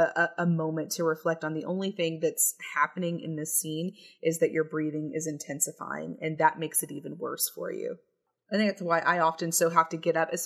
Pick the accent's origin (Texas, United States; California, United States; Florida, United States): Texas, United States; I have a lot of Texas pride